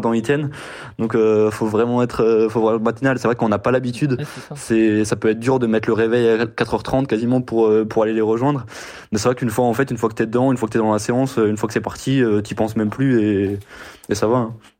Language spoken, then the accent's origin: French; Strasbourg, Grand Est, France; moi, je suis de Strasbourg